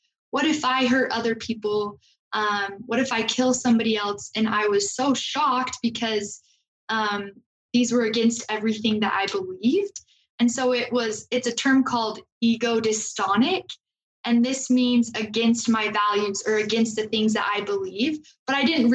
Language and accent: English; Logan, Utah, United States; I'm from Logan, and I came to BYU right after high school